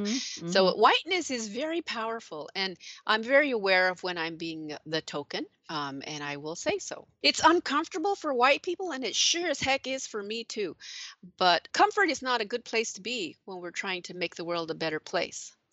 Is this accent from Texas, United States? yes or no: no; New Mexico, United States; moved away as an adult; also born or lived in Illinois; growing up in New Mexico